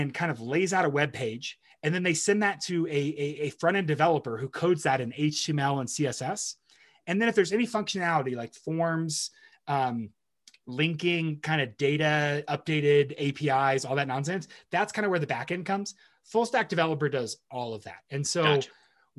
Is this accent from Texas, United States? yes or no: yes; Texas, United States; moved away as an adult; being a Texan abroad